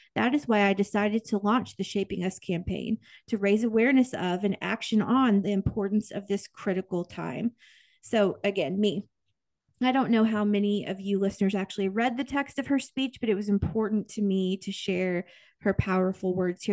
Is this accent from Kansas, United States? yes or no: yes; Kansas, United States; I grew up in Kansas